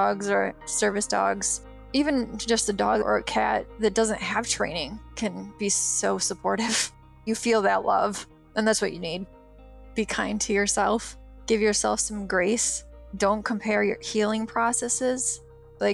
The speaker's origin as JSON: {"language": "English", "region": "Michigan", "country": "United States", "moved": "yes", "said": "I'm from Michigan, I was a gymnast"}